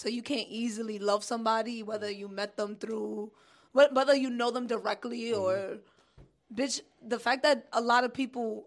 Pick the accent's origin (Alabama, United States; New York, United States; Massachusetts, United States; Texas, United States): New York, United States; New York City; I'm from Brooklyn